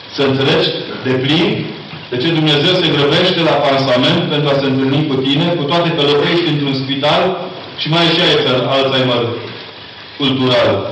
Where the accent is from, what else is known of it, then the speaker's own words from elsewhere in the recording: Transylvania, Romania; Ca ardelean